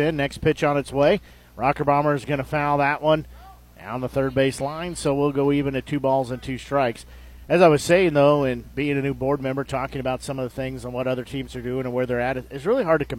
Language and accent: English; United States; I know from growing up in Nevada